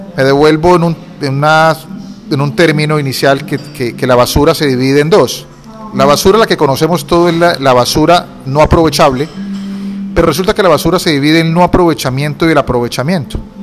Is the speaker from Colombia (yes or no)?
yes; Cúcuta, Norte de Santander, Colombia; soy cocuteño, tengo 40 años. En mi niñez estudié en el Colegio Domingo Sabio